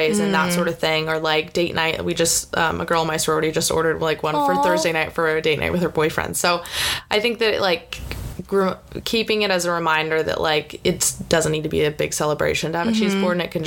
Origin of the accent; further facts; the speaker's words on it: California, United States; growing up in California